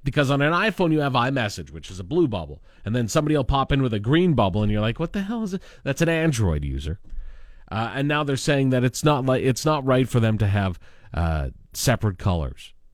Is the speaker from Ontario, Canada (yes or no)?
no; Lanigan, Saskatchewan, Canada; now in Regina, Canada; my hometown of Lanigan, which is, you know, under fifty, fifteen hundred people